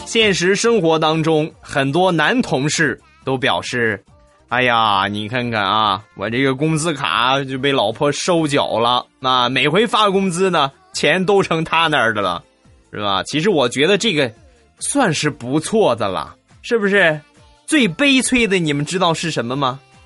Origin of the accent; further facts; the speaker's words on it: Rizhao, Shandong, China; moved away as an adult; now in Weifang, China; 我不是济南人啊，我是山东人，我是日照人。呃，然后呢，目前是在潍坊工作